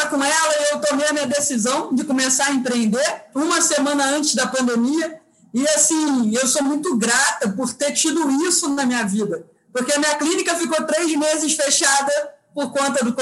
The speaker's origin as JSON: {"language": "Portuguese", "region": "Rio de Janeiro", "country": "Brazil", "said": "Sou carioca, sou carioca, exatamente."}